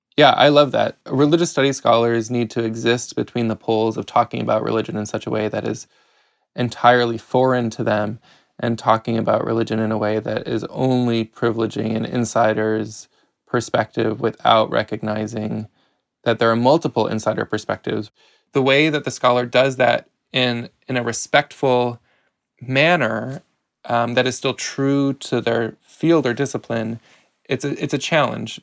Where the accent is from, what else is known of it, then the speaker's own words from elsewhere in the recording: outside of Chicago, Illinois, United States; I grew up outside of Chicago